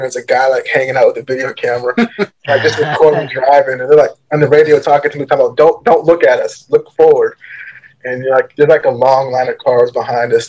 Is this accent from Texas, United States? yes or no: no; Richmond, Virginia, United States; I grew up in Richmond, Virginia